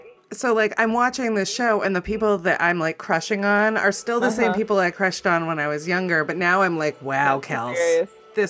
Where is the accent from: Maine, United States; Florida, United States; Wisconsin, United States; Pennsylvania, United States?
Maine, United States; rural; I'm from, like, real rural Maine. I'm from the top of the Appalachians.